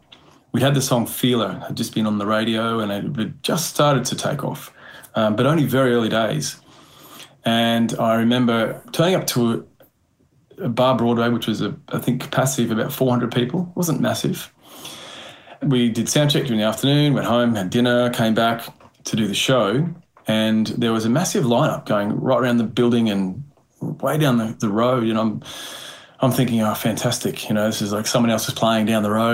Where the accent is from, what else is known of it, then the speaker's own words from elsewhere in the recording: Chinchilla, Queensland, Australia; moved away; also born or lived in Brisbane; I grew up in Chinchilla, a small country town. So, you know, I moved to Brisbane